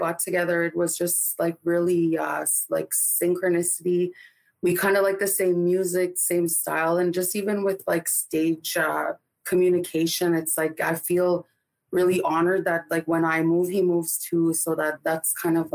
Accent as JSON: {"language": "English", "town": "Winnipeg", "region": "Manitoba", "country": "Canada", "said": "I am Ojibwe Cree from Winnipeg, Manitoba."}